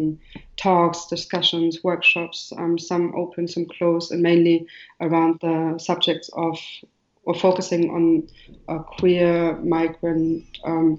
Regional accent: Marrakesh, Marrakesh-Safi, Morocco; Nina is from Berlin, and I'm from Marrakech or Morocco. So that gives the broad idea. When you go into the space, you see the elements of Morocco and also the GDR, like East Germany.

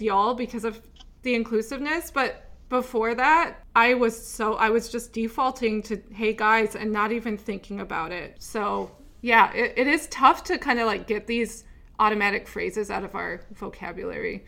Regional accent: Upper Midwest, United States; moved away; also born or lived in Texas; I grew up in the Midwest, the Upper Midwest

